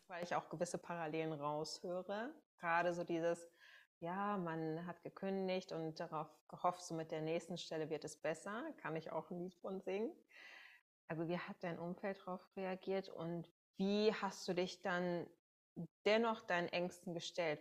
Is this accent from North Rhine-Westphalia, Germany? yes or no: yes; Münsterland, North Rhine-Westphalia, Germany; now in Berlin, Germany; ich komme ursprünglich aus dem Münsterland